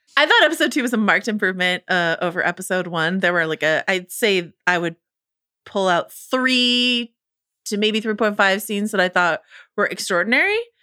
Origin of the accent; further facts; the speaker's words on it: United States; accent: American; my American accent